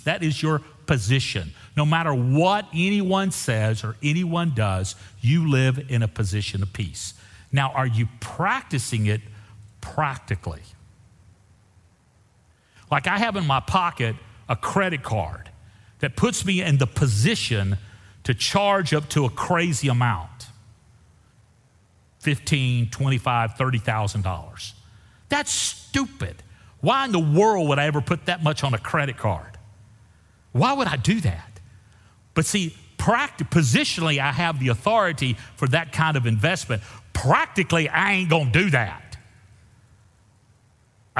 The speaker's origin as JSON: {"language": "English", "region": "the South", "country": "United States", "said": "You know how we say stuff in the South we really don't mean?"}